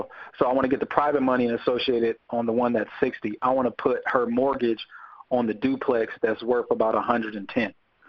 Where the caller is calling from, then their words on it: Atlanta, Georgia, United States; I'm down in Atlanta.